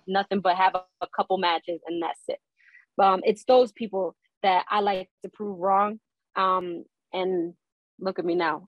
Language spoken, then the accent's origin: English; Newark, New Jersey, United States; I grew up in Newark